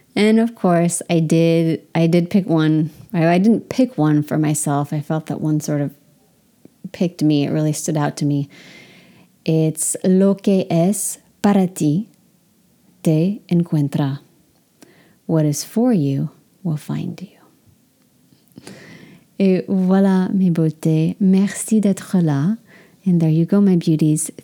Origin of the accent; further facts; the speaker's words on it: Sonoma County, California, United States; moved away; I'm from Sonoma County, California